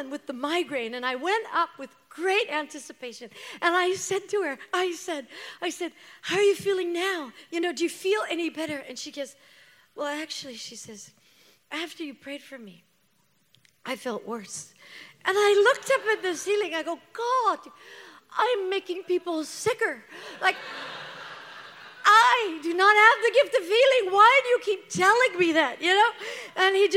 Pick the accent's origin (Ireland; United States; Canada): Canada; I'm Canadian